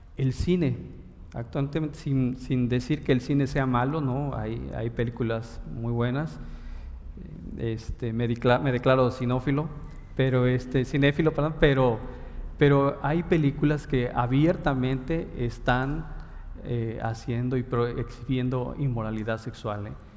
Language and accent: Spanish; Mexico; como buenos mexicanos estudiosos